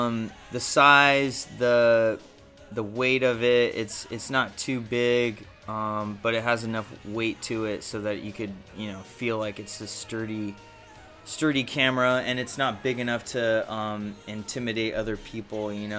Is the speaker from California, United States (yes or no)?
yes; San Diego, California, United States; Yeah, it's kind